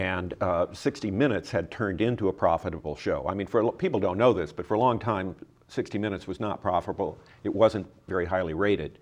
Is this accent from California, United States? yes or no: yes; California, United States; I'm from California